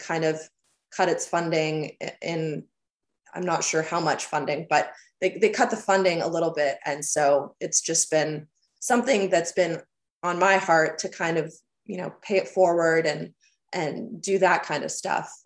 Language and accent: English; Huntsville, Ontario, Canada; born or raised there; moved away as an adult; now in Nashville, United States